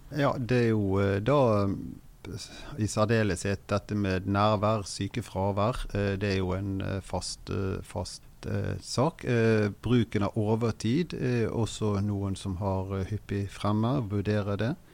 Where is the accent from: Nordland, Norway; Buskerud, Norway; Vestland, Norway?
Vestland, Norway; Bergen; Jeg kommer fra Bergen, har drevet pendlervirksomhet etter å ha vært ukependler i Oslo tidlig på 90-tallet